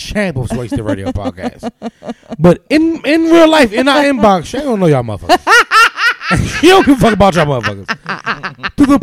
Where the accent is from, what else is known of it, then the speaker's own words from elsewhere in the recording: United States; especially as black people in America